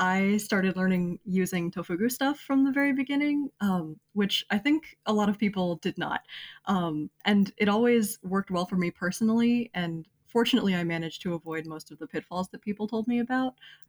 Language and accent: English; Florida, United States; I'm half Asian American. And in my childhood, I kind of grew up in a pretty not diverse, pretty white area of Florida. Mm-hmm. So there wasn't much representation of Asian people where I lived